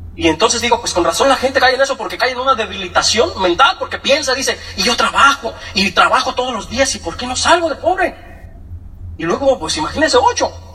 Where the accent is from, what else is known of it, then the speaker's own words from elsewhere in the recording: Michoacán, Mexico; also born or lived in Morelia, Michoacán; Yo, nací en Michoacán, eh, pues muy chiquito nací yo